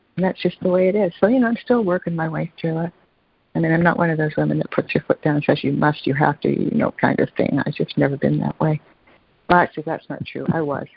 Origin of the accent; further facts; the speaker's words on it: Toronto, Ontario, Canada; I grew up in Toronto